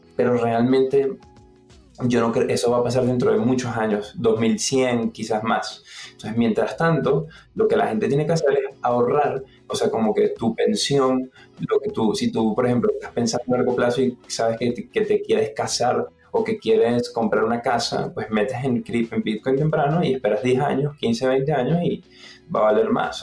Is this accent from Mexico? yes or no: no; Venezuela; moved away; Venezuela, de donde vengo, ¿no? Yo soy venezolano. Entonces, como Venezuela la economía falló y crecí en una casa donde, como en la mayoría de las casas en Venezuela